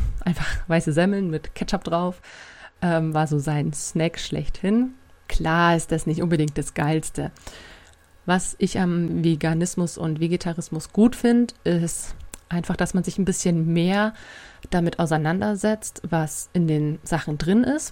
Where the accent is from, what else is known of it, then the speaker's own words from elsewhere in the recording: Bavaria, Germany; bei uns in Bayern